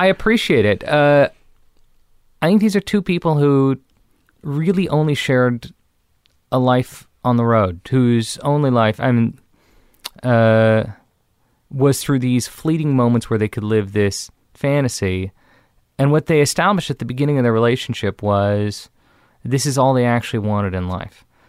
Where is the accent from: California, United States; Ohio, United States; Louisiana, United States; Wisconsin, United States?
California, United States; Beverly Hills; I grew up in Beverly Hills, the son of a famous director